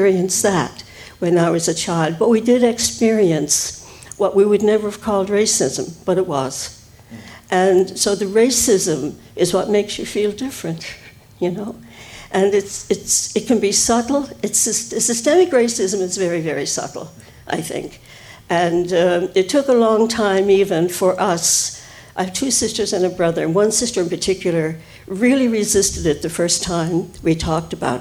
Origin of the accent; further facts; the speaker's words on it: St. John's, Newfoundland and Labrador, Canada; I grew up on the Merchant Road, immediately above Yugara Street